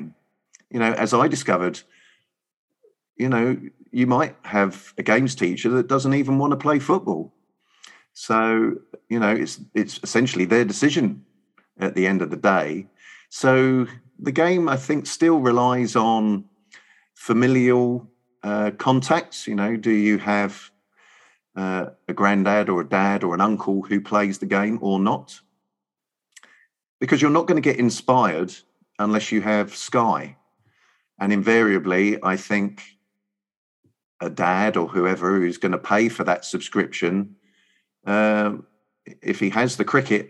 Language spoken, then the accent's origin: English; England, United Kingdom